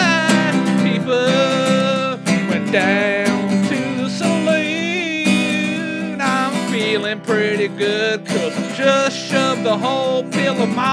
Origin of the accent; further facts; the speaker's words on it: Nashville, Tennessee, United States; I'm from Nashville. I can't relate.